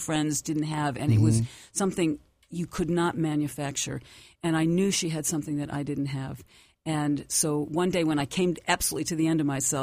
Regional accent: Detroit, Michigan, United States; I grew up, I was raised in the Detroit area

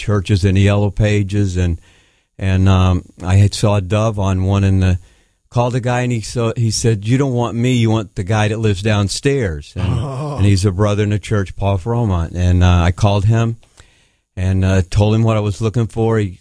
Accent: Tennessee, United States; also born or lived in South Florida; now in Connecticut, United States; I grew up in Tennessee around family and my cousins

